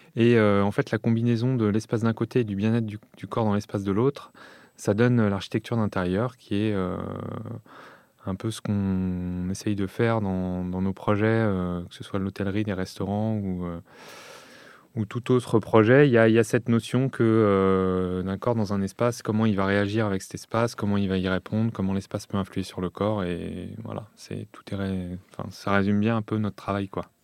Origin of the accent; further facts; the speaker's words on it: Lyon, Auvergne-Rhône-Alpes, France; j'ai grandi euh, à Lyon.